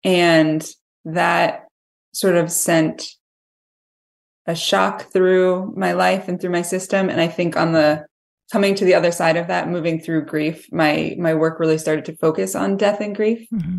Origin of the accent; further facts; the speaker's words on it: Massachusetts, United States; I lived in Western Mass. I grew up in Massachusetts and lived in Western Mass for most of my life.